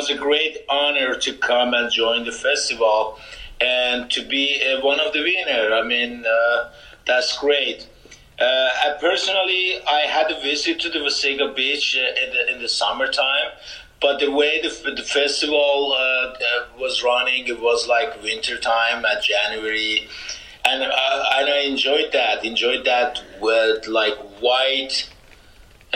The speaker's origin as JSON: {"language": "English", "country": "Turkey", "tie": "born or raised there", "also_born_or_lived": "Iran", "moved": "yes", "lives_now": "Canada", "said": "I'm born in Iran. I grew up in Turkey."}